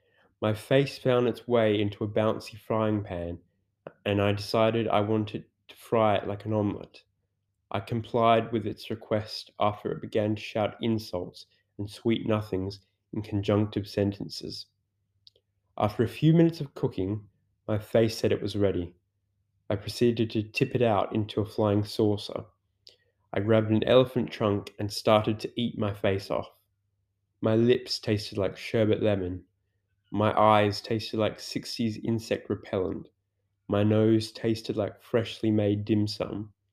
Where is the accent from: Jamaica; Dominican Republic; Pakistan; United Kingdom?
United Kingdom; England; As I'm English, I made the educated assumption I should take it with tea.